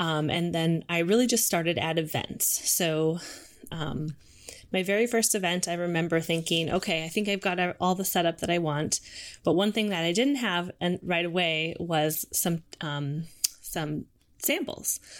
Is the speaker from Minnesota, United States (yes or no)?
yes; St. Cloud, Minnesota, United States; moved away as an adult; also born or lived in Moorhead, Minnesota / Albuquerque, New Mexico; now in Seattle, United States; I grew up in Minnesota. So, um, I'm originally from Saint Cloud, Minnesota